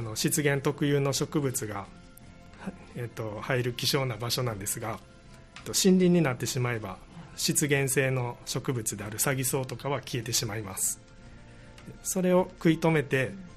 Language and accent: Japanese; Kobe, Hyogo, Japan; 私の出身地である神戸市北区のすずらん台という地域